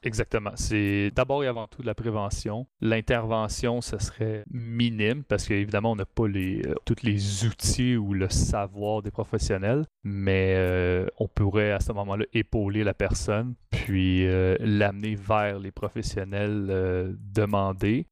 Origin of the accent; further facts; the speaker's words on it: Mont-Saint-Hilaire, Quebec, Canada; Je viens du Mont-Saint-Hilaire